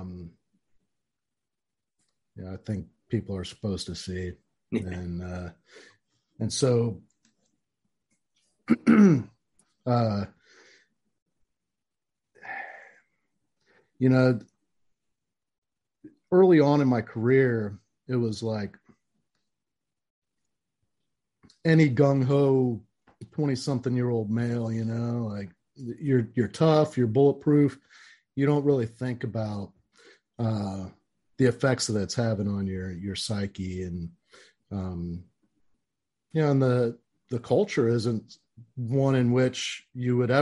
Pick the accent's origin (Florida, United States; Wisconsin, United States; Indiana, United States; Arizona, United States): Florida, United States; Orlando; I was born and raised in Central Florida, you know, downtown Orlando